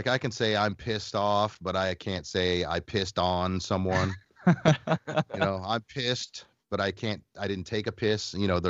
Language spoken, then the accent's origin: English; Phoenix, Arizona, United States; And I grew up in Phoenix, and I listened to the rock station 98 KUPD in Phoenix